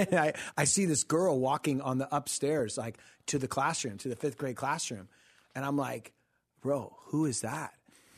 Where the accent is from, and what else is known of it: Costa Mesa, California, United States; born or raised there